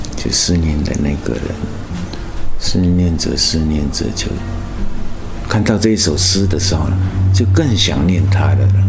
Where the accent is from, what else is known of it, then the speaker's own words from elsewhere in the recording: Taitung County, Taiwan; moved away as an adult; 说我是从台东来的